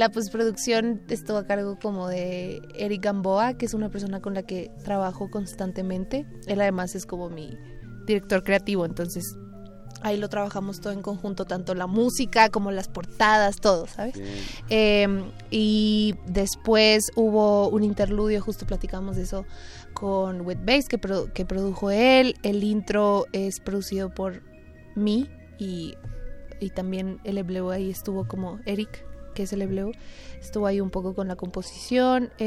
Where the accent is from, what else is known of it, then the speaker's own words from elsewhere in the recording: Saltillo, Coahuila, Mexico; moved away as an adult; now in Mexico City, Mexico; Soy de Saltillo, Coahuila.